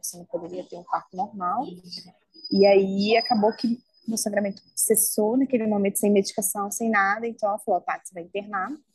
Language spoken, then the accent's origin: Portuguese; Belo Horizonte, Minas Gerais, Brazil; eu sou de Belo Horizonte